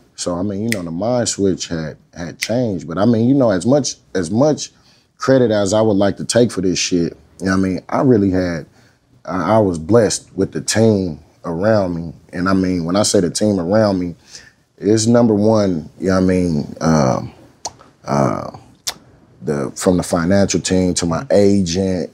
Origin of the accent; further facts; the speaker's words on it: Oakland, California, United States; I'm from Oakland